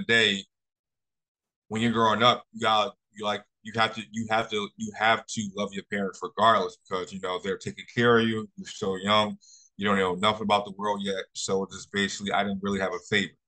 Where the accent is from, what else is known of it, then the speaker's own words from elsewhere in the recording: Philadelphia, Pennsylvania, United States; also born or lived in Jacksonville; I was born and raised in Philadelphia